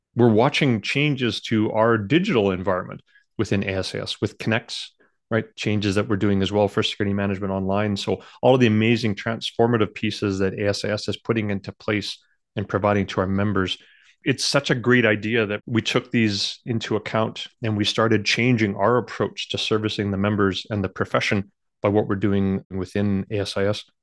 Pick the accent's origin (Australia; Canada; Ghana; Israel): Canada; I do feel honored being one of the, you know, one of the very few Canadians